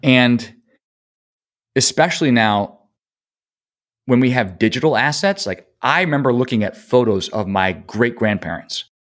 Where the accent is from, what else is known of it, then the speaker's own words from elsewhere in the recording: Rochester, New York, United States; We grew up in Rochester. My family were Kodak people.